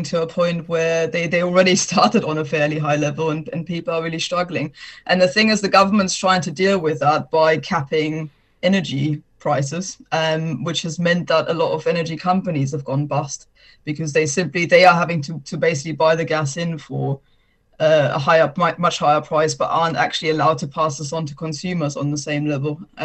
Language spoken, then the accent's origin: English; Germany; now in United Kingdom; my home country of Germany, where I was born